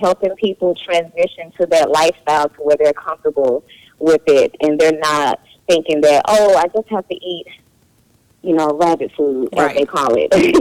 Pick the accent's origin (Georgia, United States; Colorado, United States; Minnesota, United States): Georgia, United States; I'm from Georgia, and I grew up eating meat all the time